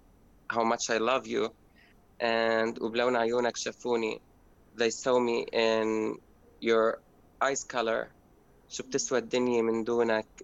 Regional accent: Syria; moved away as an adult; now in Berlin, Germany; my community and for my hometown

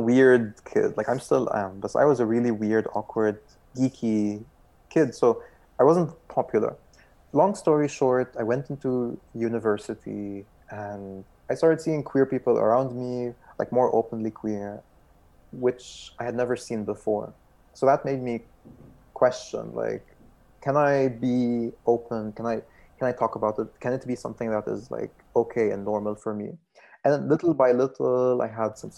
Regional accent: Beirut, Beirut Governorate, Lebanon; I'm from Beirut, Lebanon

